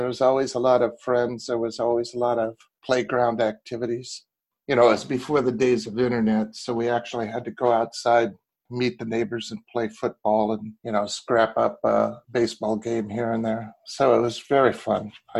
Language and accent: English; Camp Pendleton, California, United States; born there; I was born in Camp Pendleton.